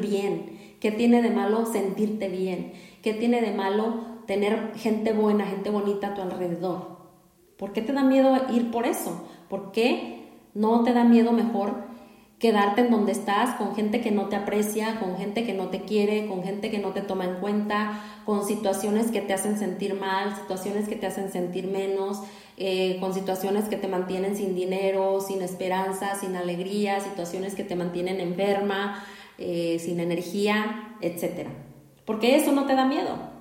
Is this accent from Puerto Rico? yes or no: no; Mexico; en nuestra cultura aquí como mexicanos, como mexicanas